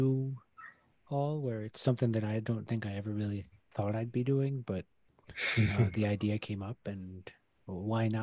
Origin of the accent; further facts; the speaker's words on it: El Salvador; now in Washington, D.C., United States; Soy salvadoreño